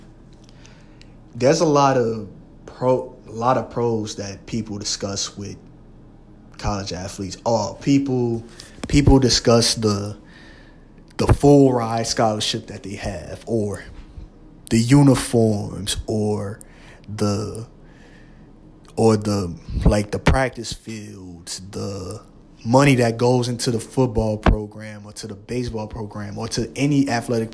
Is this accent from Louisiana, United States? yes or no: yes; Louisiana, United States; I'm from Louisiana, and they got two, maybe three big schools in our state